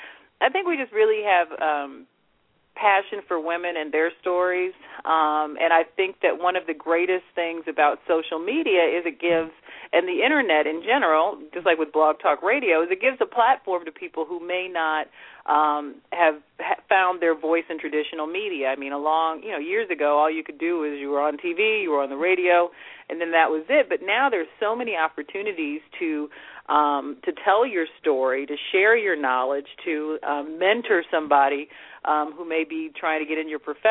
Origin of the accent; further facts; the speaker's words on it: United States; I grew up in America, so, and I love that culture, but I'm also of Jamaican heritage